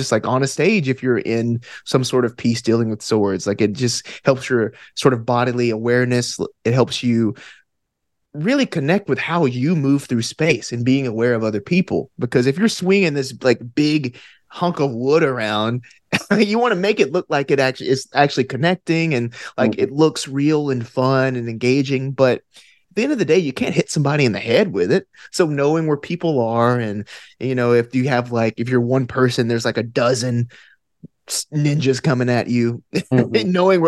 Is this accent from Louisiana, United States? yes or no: no; Alabama, United States; accent: Alabama; my Alabama accent